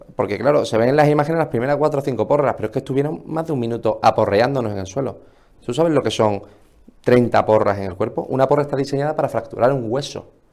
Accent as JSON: {"language": "Spanish", "country": "Spain", "said": "lo que es nuestro como españoles"}